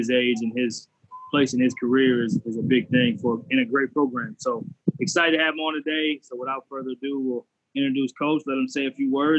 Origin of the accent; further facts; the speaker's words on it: Grand Rapids, Michigan, United States; moved away; I was raised in Grand Rapids